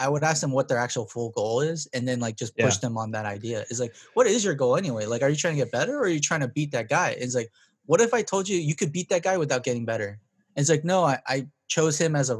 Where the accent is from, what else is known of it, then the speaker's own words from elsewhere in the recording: Compton, California, United States; I grew up in Compton.